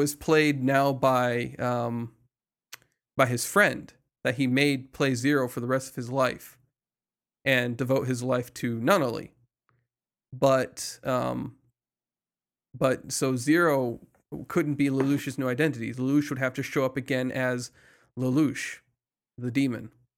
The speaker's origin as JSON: {"language": "English", "country": "United States", "said": "I'm American"}